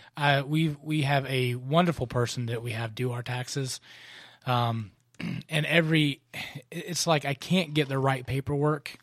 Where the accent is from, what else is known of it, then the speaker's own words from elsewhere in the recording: Kentucky, United States; now in Concord, United States; my home state of Kentucky